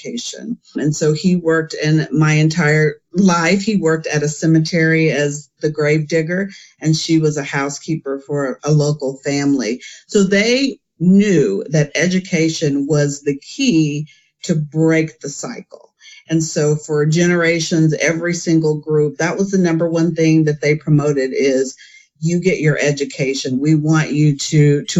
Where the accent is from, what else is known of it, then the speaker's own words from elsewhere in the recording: Enid, Oklahoma, United States; I was raised in Enid, Oklahoma, small town in northern Oklahoma.